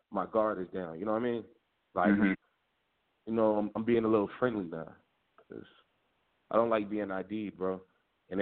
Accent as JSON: {"language": "English", "town": "Chicago", "region": "Illinois", "country": "United States", "tie": "born or raised there", "said": "Growing up in Chicago"}